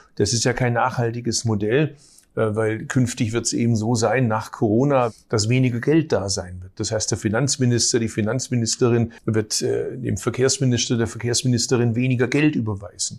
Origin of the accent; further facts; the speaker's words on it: Baden-Württemberg, Germany; ich komme aus Baden-Württemberg, ich komme aus einer Arbeiterfamilie.